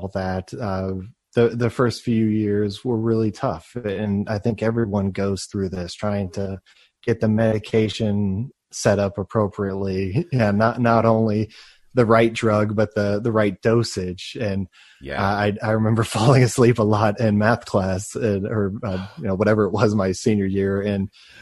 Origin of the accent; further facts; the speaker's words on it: Plano, Texas, United States; I grew up in Texas in a system.